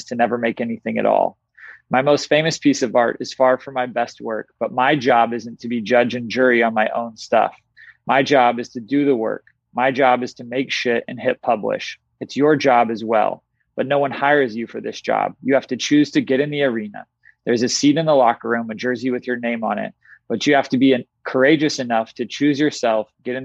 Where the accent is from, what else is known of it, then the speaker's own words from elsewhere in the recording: Tulsa, Oklahoma, United States; growing up in Tulsa, Oklahoma